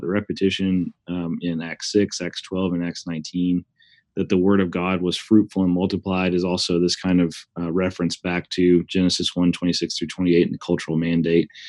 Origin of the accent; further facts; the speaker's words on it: Huntsville, Alabama, United States; moved away as an adult; also born or lived in Wake Forest, North Carolina; now in Oklahoma, United States; we're both from Huntsville, Alabama. Uh, we met in high school